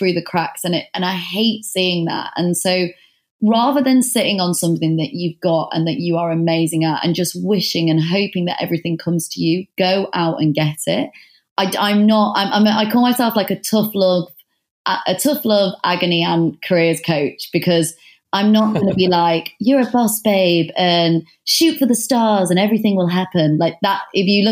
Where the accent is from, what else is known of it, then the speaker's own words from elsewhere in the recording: the North, the north of England, United Kingdom; moved away as an adult; now in London, United Kingdom; I'm from the North